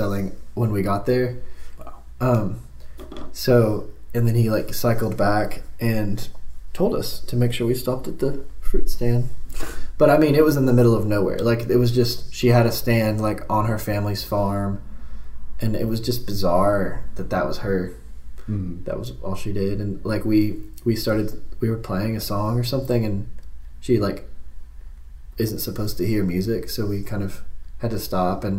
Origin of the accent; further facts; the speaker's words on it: Franklin, Tennessee, United States; also born or lived in Leiper's Fork, Tennessee / Nashville, Tennessee; I grew up in Franklin, south of Nashville